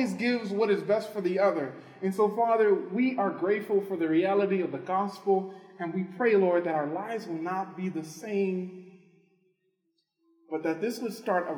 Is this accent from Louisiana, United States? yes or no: yes; New Orleans, Louisiana, United States; moved away; I'm originally from New Orleans